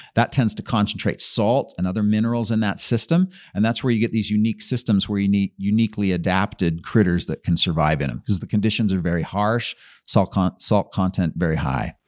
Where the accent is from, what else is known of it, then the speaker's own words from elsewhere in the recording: Utah, United States; also born or lived in Brigham City, Utah; I was born in Brigham City and lived around different places. Most of my teenage years were in Utah County